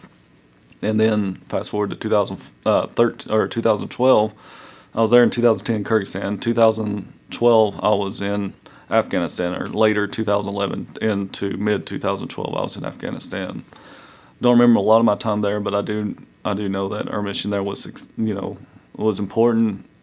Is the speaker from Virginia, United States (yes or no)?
yes; Gate City, Virginia, United States; So I'm from Southwest Virginia, an area called Gate City. I grew up there ever since second grade, so second through 12th grade, been in the Gate City area